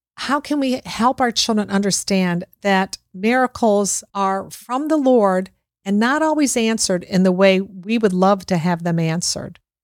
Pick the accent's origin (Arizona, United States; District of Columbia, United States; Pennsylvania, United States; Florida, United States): Florida, United States; Boca Raton; my hometown here, Boca Raton, Florida